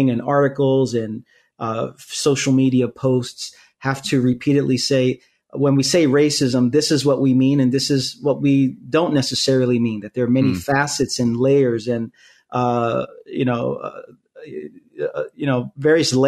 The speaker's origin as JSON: {"language": "English", "town": "New York City", "region": "New York", "country": "United States", "tie": "born or raised there", "also_born_or_lived": "Queens, New York", "said": "born and raised in Brooklyn, New York, and live in Queens"}